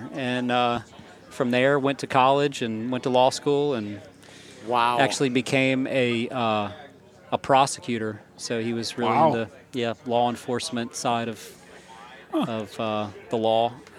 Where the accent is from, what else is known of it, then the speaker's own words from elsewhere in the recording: North Carolina, United States; I'm from North Carolina